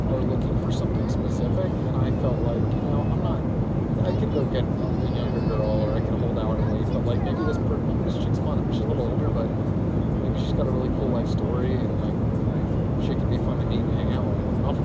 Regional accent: New Jersey, United States; recently, I'm from New Jersey.

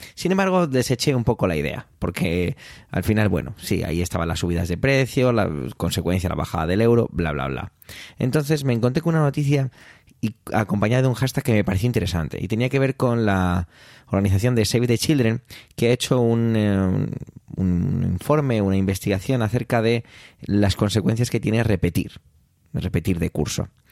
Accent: Spain; en mi país, aquí en España

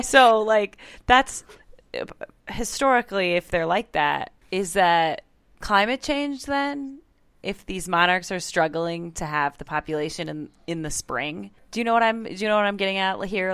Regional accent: Iowa, United States; Growing up in Iowa, obviously we have a lot of cornfields, soybean

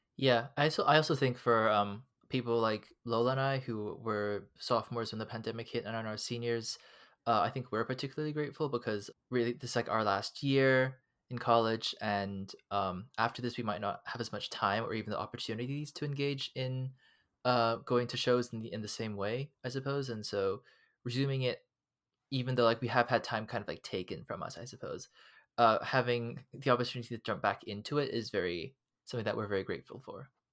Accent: Hong Kong; moved away as an adult; now in United States; I am an international student, and, um, I come from Hong Kong

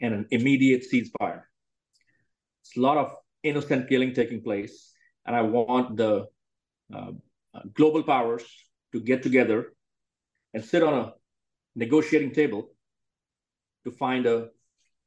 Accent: India; moved away as an adult; now in Texas, United States; born and raised in India

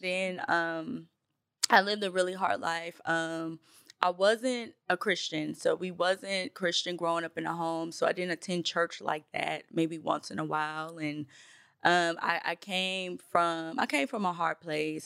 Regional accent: Nashville, Tennessee, United States; also born or lived in Bronx, New York; I am from Nashville, Tennessee. I was born in the Bronx, New York. That's where my family is from

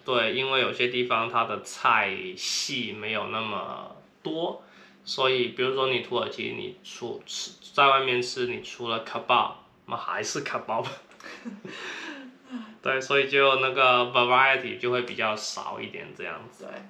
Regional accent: Guangdong, China; accent: Cantonese accent; now in San Francisco, United States; 那我也是广东人，啊，口音很重，对，他，听说大家都听得出来我是广东口音

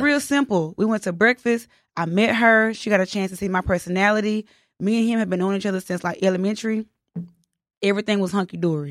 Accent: the South, United States; accent: country; also born or lived in Houston; I'm from the South

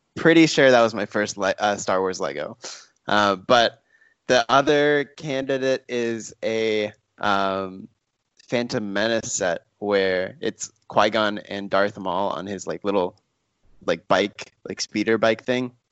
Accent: Texas, United States; now in Los Angeles, United States; by way of growing up in Texas

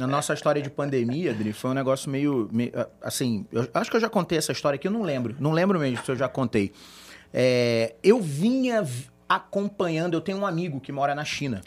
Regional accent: Brazil; A gente é brasileiro

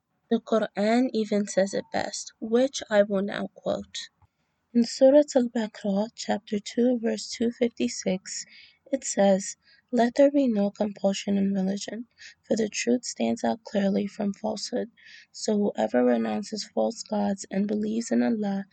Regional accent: Nigeria; now in New York City, United States; I currently reside in NYC and I am Nigerian

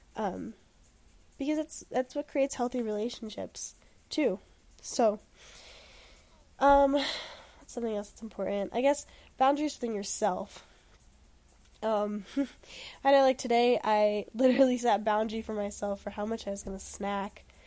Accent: Denver, Colorado, United States; now in Boulder, United States; I'm from Denver

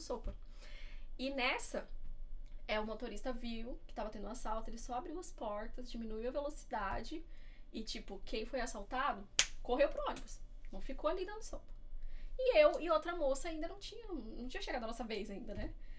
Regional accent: Diadema, São Paulo, Brazil; moved away as an adult; now in Seattle, United States; Eu sou de Diadema, São Paulo

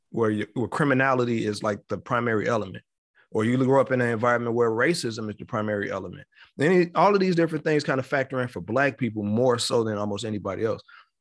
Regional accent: Chicago, Illinois, United States; And then because I'm from the city, I'm from Chicago.

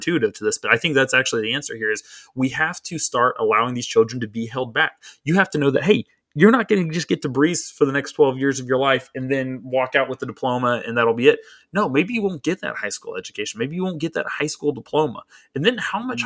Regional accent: Waco, Texas, United States; now in Florida, United States; growing up in Waco, Texas, when I was like in first grade

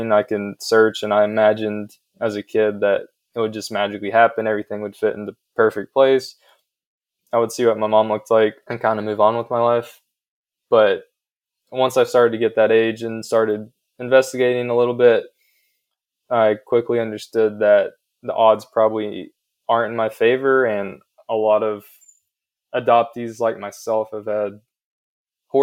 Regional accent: southeastern Ohio, United States; accent: country accent; moved away as an adult; also born or lived in Gwangju, South Korea / Davidson, North Carolina; now in Charlotte, United States; Grew up with Caucasian parents and a Caucasian sister who's a year younger than me in southeastern Ohio, right on the border of West Virginia and Kentucky. So I spent my first 18 years in southern Ohio in a very rural Caucasian community

